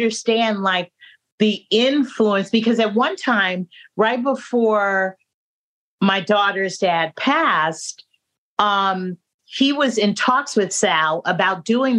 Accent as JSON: {"language": "English", "town": "San Francisco", "region": "California", "country": "United States", "moved": "as an adult", "lives_now": "New York City, United States", "said": "I come from California. Mexicans is all that I grew up with."}